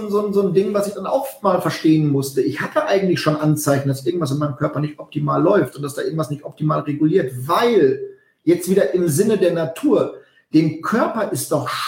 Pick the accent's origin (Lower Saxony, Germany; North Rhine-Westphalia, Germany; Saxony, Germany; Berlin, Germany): North Rhine-Westphalia, Germany; also ich komme aus dem Westfälischen, da spricht man von einer Pläte.